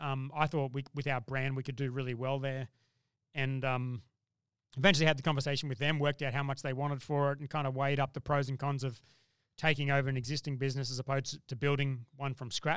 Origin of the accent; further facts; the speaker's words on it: Brisbane, Queensland, Australia; Well, I'm from Brisbane.